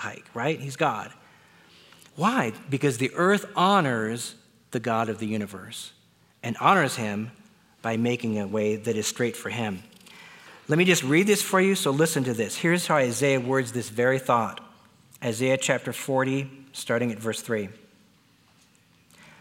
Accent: Wisconsin, United States; I was born in Wisconsin.

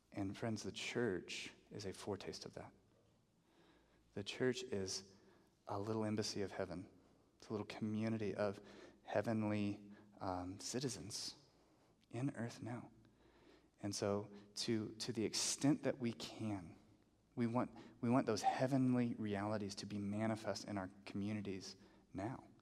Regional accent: the South, United States; now in Albuquerque, United States; I grew up in the South

